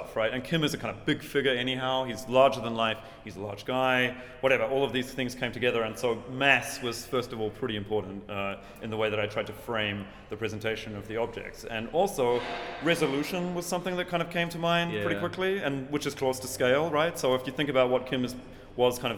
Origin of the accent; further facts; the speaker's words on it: New Zealand; moved away; my hometown